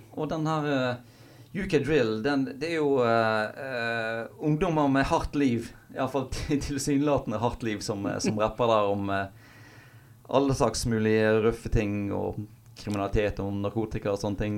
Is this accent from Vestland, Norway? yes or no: yes; Knarvik, Vestland, Norway; also born or lived in Hjelmås; jeg er jo fra Hjelmås og vokste opp på Knarvik, som er i Nordhordland